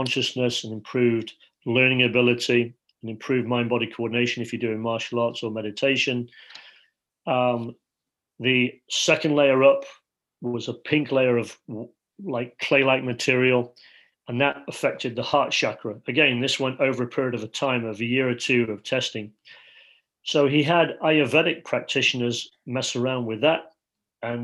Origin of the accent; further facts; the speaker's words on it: Leeds, Yorkshire and the Humber, United Kingdom; I feel like I'm sitting as a five-year-old in Leeds, England, growing up in Yorkshire